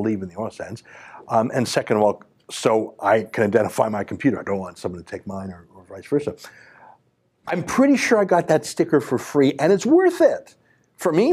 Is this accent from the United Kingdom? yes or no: no; Canada; I'm a Canadian first and only. I only have one passport. Canada's my home